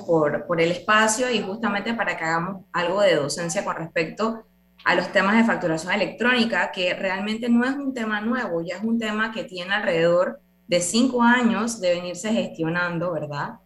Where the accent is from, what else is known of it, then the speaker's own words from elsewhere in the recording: Panama; todos somos ciudadanos panameños